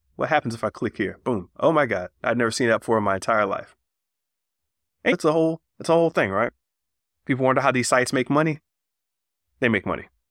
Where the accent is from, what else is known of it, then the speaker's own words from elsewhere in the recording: Florida, United States; I'm from Florida